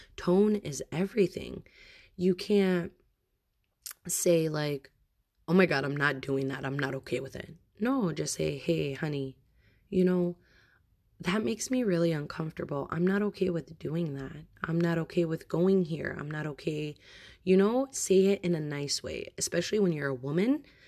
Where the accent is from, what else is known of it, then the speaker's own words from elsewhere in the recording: United States; I am American and my husband is Bosnian.